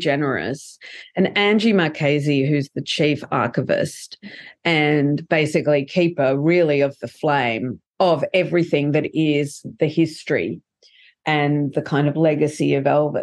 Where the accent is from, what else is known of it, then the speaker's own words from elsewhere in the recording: Australia; We're Australians. We're not American.